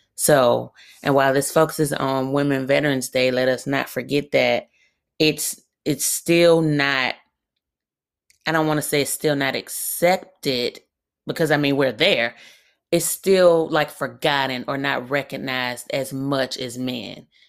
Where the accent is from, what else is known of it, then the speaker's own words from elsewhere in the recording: Birmingham, Alabama, United States; I'm from really up the street from where I currently live, so I'm from Birmingham, Alabama.